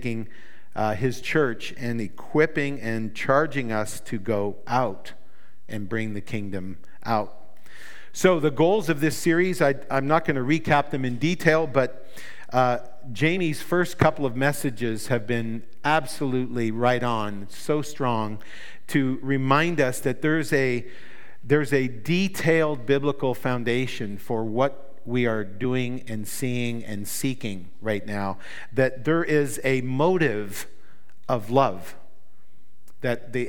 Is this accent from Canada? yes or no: yes; New Brunswick, Canada; I come from New Brunswick in Canada.